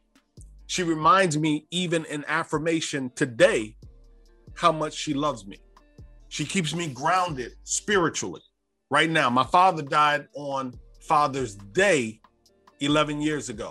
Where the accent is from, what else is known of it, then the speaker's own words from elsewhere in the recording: Davenport, Iowa, United States; I grew up in Davenport, Iowa